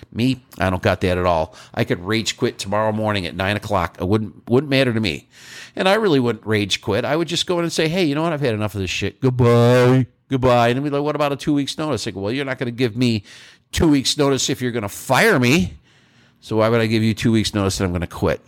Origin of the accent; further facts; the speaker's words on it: New York, United States; moved away; I'm from New York and I'd like to end up back there someday